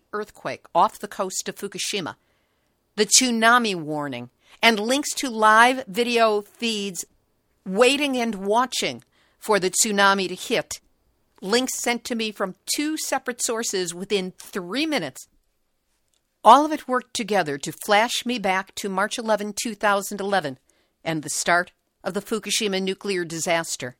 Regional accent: Chicago, Illinois, United States; I'm from Chicago

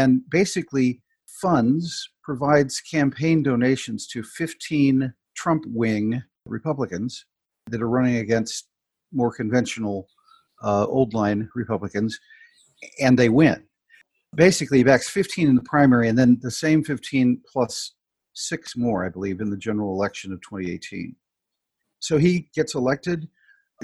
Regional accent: Madison, Indiana, United States; in southeastern Indiana, my hometown, Madison, Indiana

